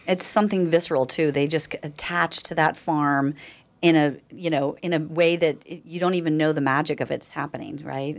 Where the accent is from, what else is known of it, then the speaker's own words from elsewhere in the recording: Nevada County, California, United States; I was raised here in Nevada County, and I left for ten years and moved back